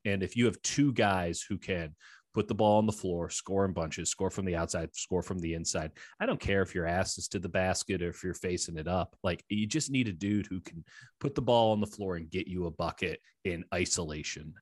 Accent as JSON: {"language": "English", "town": "Chicago", "region": "Illinois", "country": "United States", "tie": "born or raised there", "also_born_or_lived": "Missouri", "moved": "as an adult", "lives_now": "Bay Area, United States", "said": "So I grew up in Chicago, went to school at the University of Missouri"}